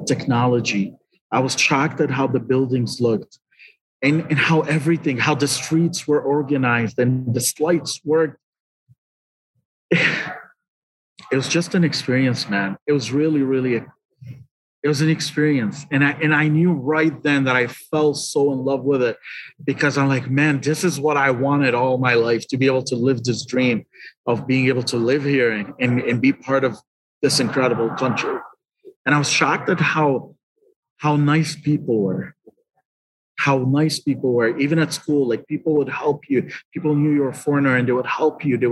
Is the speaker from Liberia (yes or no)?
yes; Liberia; moved away as an adult; also born or lived in Lebanon; now in Detroit, United States; I was born in Liberia